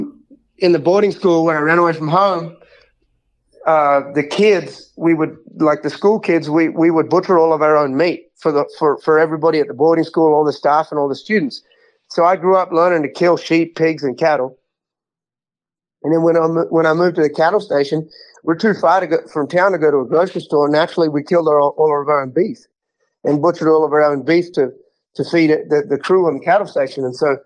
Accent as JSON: {"language": "English", "town": "Houston", "region": "Texas", "country": "United States", "tie": "born or raised there", "said": "So in 2020, when the pandemic hit, I was living in Houston. So I was at my hometown rodeo, the big Houston rodeo, the biggest one of them all."}